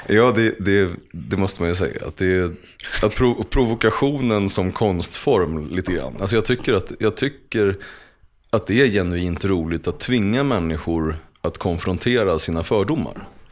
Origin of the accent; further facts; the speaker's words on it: Uppsala, Uppsala County, Sweden; jag har formats till den person som jag är utifrån min uppväxt i Gottsunda